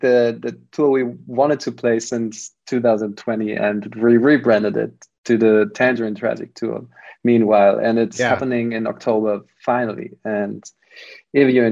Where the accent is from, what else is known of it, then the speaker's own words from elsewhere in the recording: Kaiserslautern, Rhineland-Palatinate, Germany; English is a second language; moved away as an adult; now in Berlin, Germany; my hometown, Kaiserslautern